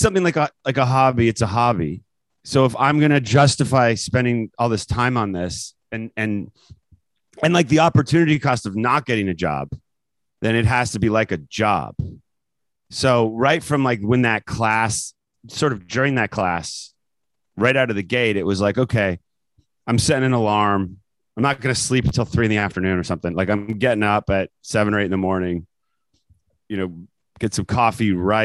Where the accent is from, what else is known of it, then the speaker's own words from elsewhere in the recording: Canada; moved away as an adult; now in United States; I grew up in Canada and then came here for school, for college, and came to America for college, and then never left